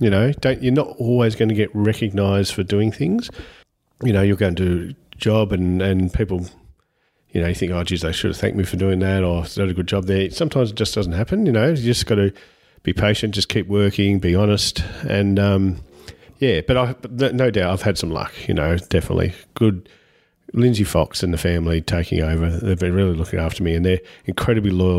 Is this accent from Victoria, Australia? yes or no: yes; Lara, Victoria, Australia; I grew up in Lara, so I'm a Lara born and bred guy. I'm still there